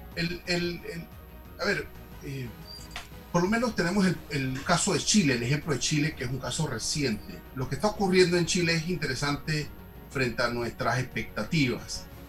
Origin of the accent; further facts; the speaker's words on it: Panama; nos une como panameños